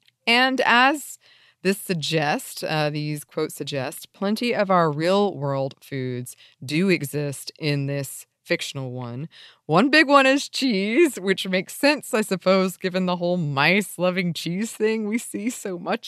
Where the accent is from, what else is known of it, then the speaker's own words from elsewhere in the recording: United States; as an American child who grew up reading a lot of British fantasy.